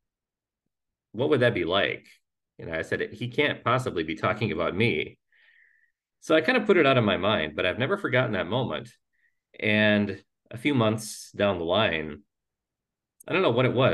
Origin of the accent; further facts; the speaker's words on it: Minnesota, United States; moved away as an adult; also born or lived in the Dakotas; now in Central Ohio, United States; my Lutheran church there in my hometown in Minnesota